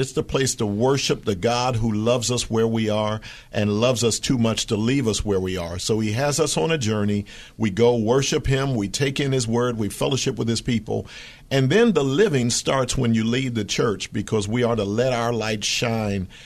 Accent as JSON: {"language": "English", "town": "Philadelphia", "region": "Pennsylvania", "country": "United States", "tie": "born or raised there", "said": "That was my hometown."}